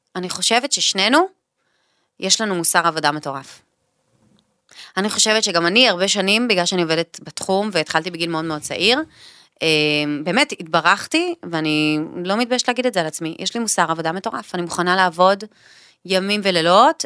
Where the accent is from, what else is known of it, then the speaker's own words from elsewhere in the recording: Caesarea, Haifa District, Israel; אנחנו מהוותיקים של קיסריה, כאילו מהמקימים